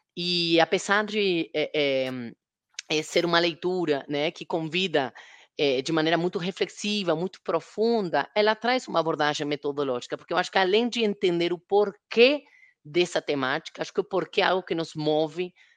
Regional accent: Argentina; now in Brazil; Na Argentina, de onde eu sou, ele é mais conhecido

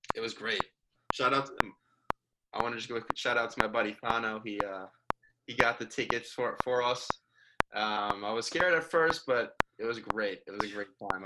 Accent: Sleepy Hollow, New York, United States; also born or lived in Miami; I'm from Sleepy Hollow, New York

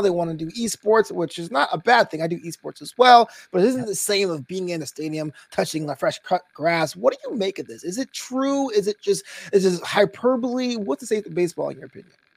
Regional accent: New York City, New York, United States; I grew up in Brooklyn.

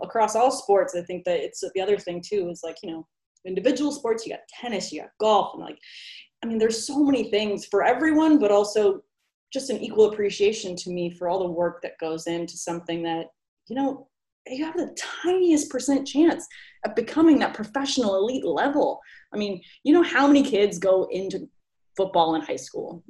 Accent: California, United States; I was born and raised in California

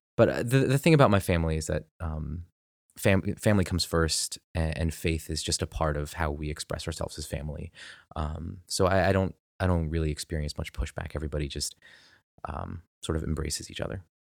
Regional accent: United States; I'm very American

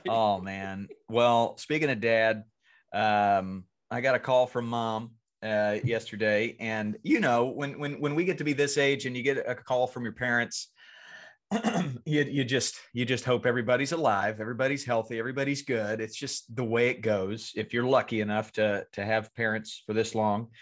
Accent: Franklinville, North Carolina, United States; moved away; I'm going back to my hometown of Franklinville, North Carolina

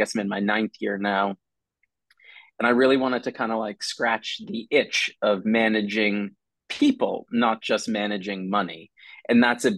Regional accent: Boston, Massachusetts, United States; moved away as an adult; also born or lived in Ohio; I grew up in Boston, Massachusetts in the US

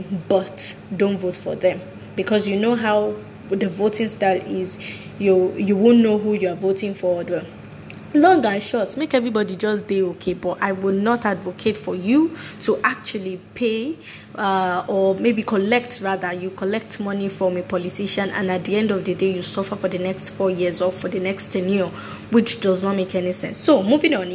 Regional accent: Nigeria; I'm proudly Nigerian, and I can hold my chest, beat it well, and say I'm a Nigerian.

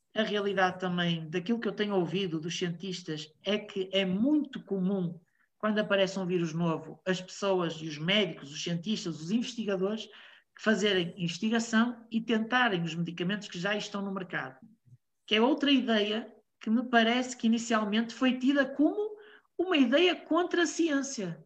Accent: Portugal; Eu sou português, estou em Portugal

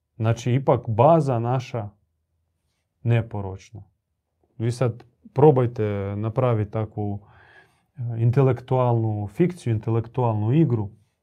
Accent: Croatia; tu kod nas u Hrvatskoj

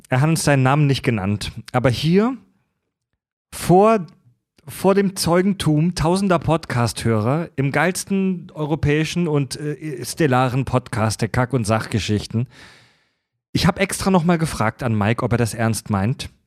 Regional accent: Schleswig-Holstein, Germany; würde ich euch gerne auf zwei, drei Hörner Bier oder Met in meinen Heimatort bei Schleswig einladen.

